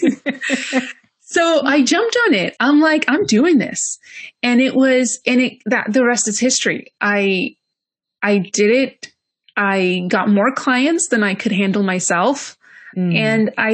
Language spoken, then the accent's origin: English; Greece; moved away; also born or lived in London; I moved from London to Greece, which is where I'm originally from